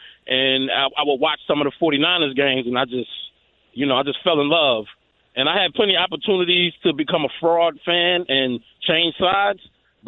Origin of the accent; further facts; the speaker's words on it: Hillside, New Jersey, United States; As a kid, growing up, I'm from Hillside, New Jersey.